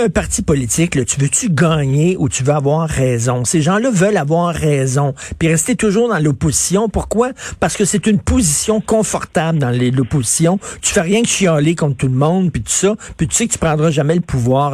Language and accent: French; Montreal, Quebec, Canada; Moi je viens de Verdun, mon père travaillait dans une shop, on avait des revenus modestes